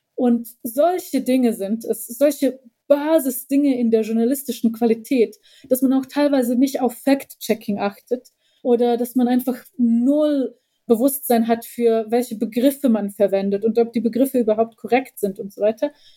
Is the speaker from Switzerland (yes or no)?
no; Bosnia & Herzegovina; now in Germany; ich als Bosniakin